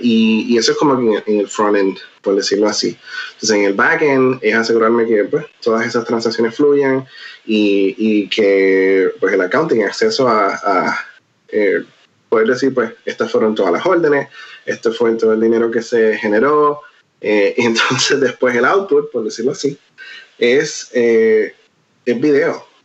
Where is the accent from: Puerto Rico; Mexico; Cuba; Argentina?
Puerto Rico; moved away as an adult; also born or lived in Nashville; now in Seattle, United States; mi comunidad siempre será Puerto Rico, porque es de donde crecí y donde nací.